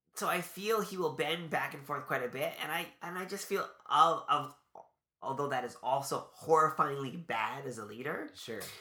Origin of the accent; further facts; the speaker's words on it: Canada; we're Canadian